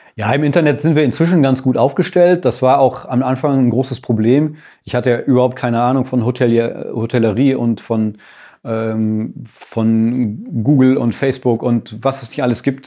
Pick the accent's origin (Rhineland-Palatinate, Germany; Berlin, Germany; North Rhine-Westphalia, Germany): North Rhine-Westphalia, Germany; Sauerland; now in Bad Grund, Germany; Ich bin auch in Bergen groß geworden, jetzt zwar in einem anderen Mittel, im anderen Mittelgebirge, im Sauerland